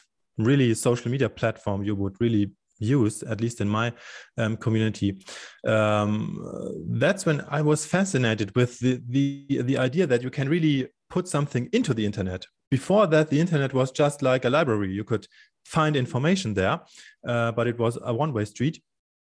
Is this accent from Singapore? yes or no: no; Munich, Bavaria, Germany; here in Munich, in my hometown